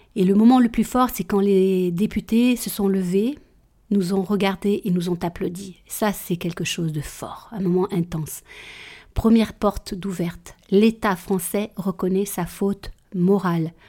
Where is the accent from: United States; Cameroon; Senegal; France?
France; Guéret, Nouvelle-Aquitaine; also born or lived in Réunion; je rentre euh, à Guéret et arrive 16 ans